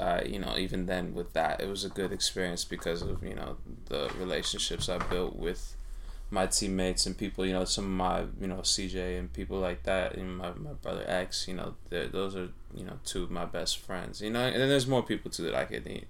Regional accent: Southern California, United States; also born or lived in San Francisco Bay Area; I'm from SoCal.

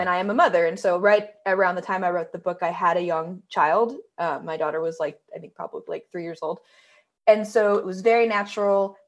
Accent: Northern California, United States; moved away as an adult; now in Los Angeles, United States; I am someone who, you know, grew up in Northern

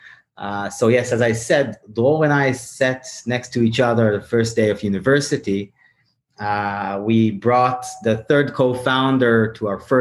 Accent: Tel Aviv, Tel Aviv District, Israel; my hometown is Tel Aviv

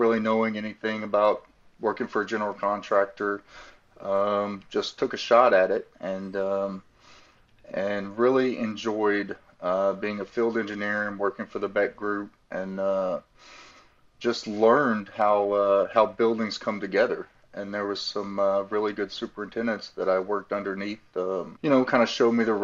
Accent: Wichita Falls, Texas, United States; moved away as an adult; also born or lived in Dallas-Fort Worth, Texas; now in Doral, United States; But I grew up and was born and raised in Texas in a small town, Wichita Falls

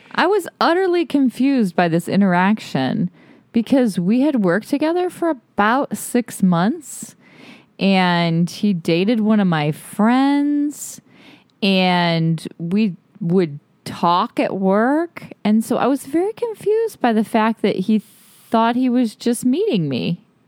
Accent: Toledo, Ohio, United States; now in Austin, United States; Justin and I grew up in Ohio, in Toledo, Ohio.

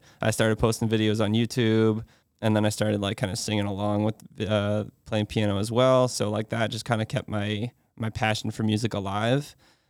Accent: Westford, Massachusetts, United States; I grew up in Westford, Massachusetts, home of Neshoba Valley ski area and Kimball's ice cream.

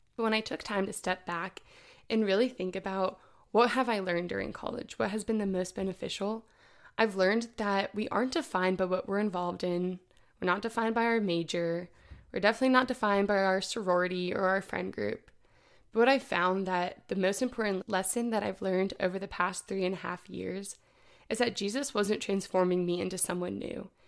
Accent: Indianapolis, Indiana, United States; I'm from Indianapolis, Indiana

